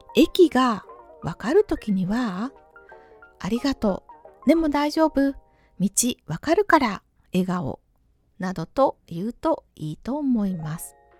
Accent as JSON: {"language": "Japanese", "country": "Japan", "said": "日本人の私でも同じです"}